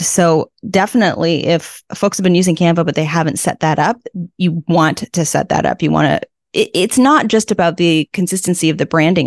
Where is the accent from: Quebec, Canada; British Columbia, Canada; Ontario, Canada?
British Columbia, Canada; Vancouver; moved away as an adult; now in Prince Edward Island, Canada; raised in Vancouver